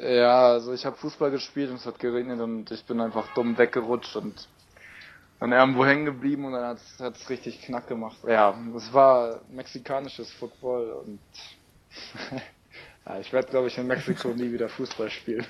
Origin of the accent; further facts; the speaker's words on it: Germany; ich ja so als Deutscher